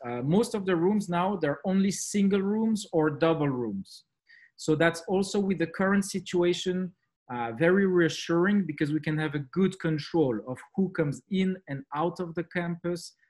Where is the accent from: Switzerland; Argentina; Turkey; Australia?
Switzerland; accent: French; English is a second language; now in Montreux, Switzerland; as you can tell from my accent, uh, French uh, is uh, the, the main language that we speak here.